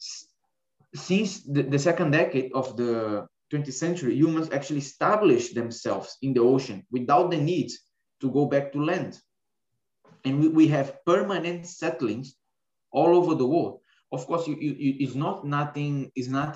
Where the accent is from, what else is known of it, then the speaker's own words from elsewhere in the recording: Brazil; moved away as an adult; also born or lived in Lisbon, Portugal; I was born in Brazil, I was born in an island. And even though if you are there, you don't have the feeling that you are in an island, because today this island is connected with three bridges to the mainland. I can say that I was born in an island, and I always live very near the ocean